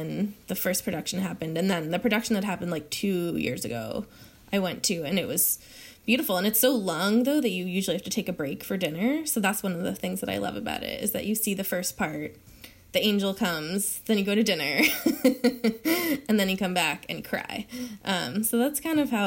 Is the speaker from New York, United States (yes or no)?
yes; New York City, New York, United States; I grew up in Chelsea